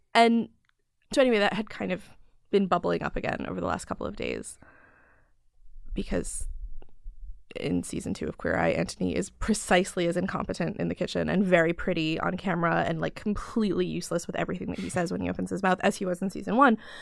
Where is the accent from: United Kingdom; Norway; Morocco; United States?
United States; Chicago, Illinois; now in New York, United States; I grew up in Chicago